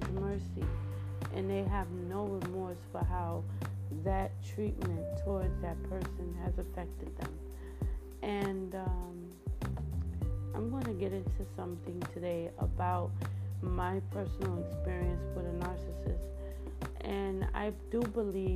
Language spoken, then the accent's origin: English; New York City, New York, United States; I'm from Brooklyn, New York.